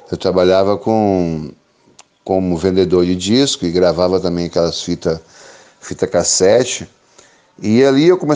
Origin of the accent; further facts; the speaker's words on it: Pinheiros, Espírito Santo, Brazil; moved away as an adult; now in Rio de Janeiro, Brazil; lá no Espírito Santo, a minha cidade natal, que é Pinheiros. E eu vi que ele não dava pé mais para mim. Aí eu resolvi meter o pé para o Rio de Janeiro. E já fazem 20 anos que eu moro aqui no Rio.